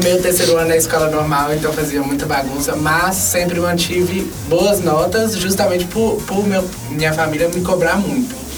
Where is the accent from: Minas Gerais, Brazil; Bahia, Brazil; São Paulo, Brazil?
Minas Gerais, Brazil; Montes Claros; eu sou daqui de Montes Claros